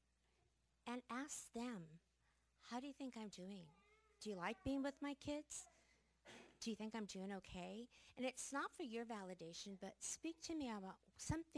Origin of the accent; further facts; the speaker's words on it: the Northwest, Pacific Northwest, United States; We are from the Northwest.